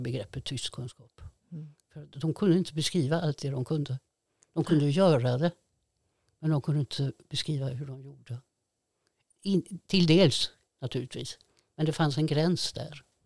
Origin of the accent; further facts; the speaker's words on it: Fiskebäckskil, Västra Götaland, Sweden; jag är ju uppvuxen på Skafte. Gick i byskolan i Fiskebäckskil